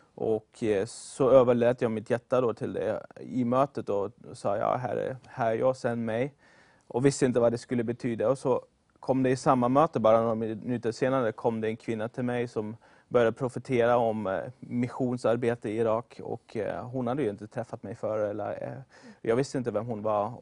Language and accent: Swedish; Germany; moved away as an adult; also born or lived in Sweden; jag kommer från Tyskland ursprungligen. Kom till Sverige 2013 för att gå på bibelskolan